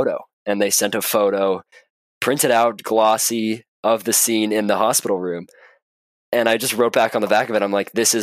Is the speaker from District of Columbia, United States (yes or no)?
no; Marin, California, United States; I was born up in Marin